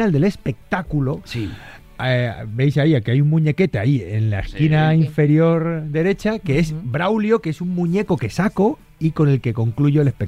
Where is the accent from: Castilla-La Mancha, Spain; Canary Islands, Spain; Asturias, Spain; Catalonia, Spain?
Castilla-La Mancha, Spain; Es así un poco como somos los manchegos.